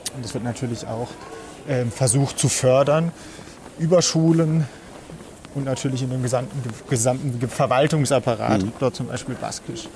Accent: Germany; für mich als, als Deutscher

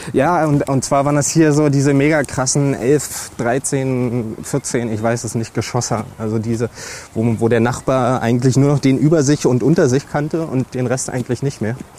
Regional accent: Cottbus, Brandenburg, Germany; moved away as an adult; now in Hannover, Germany; ich komme aus Cottbus gebürtig

